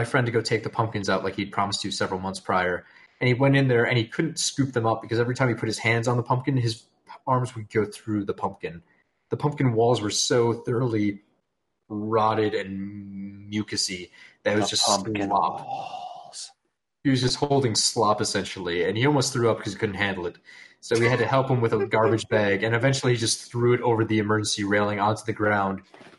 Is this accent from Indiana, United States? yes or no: no; Wisconsin, United States; But I'm from Wisconsin